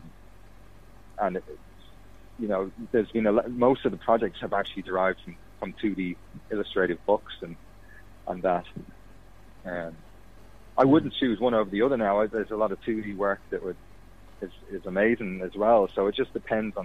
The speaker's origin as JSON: {"language": "English", "country": "Fiji", "tie": "born or raised there", "moved": "yes", "said": "I grew up in Fiji, so like for about 13 years of my life"}